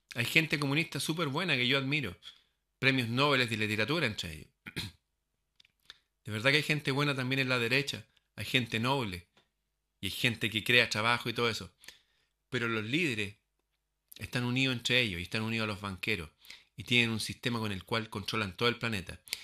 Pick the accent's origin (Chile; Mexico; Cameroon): Chile; mi país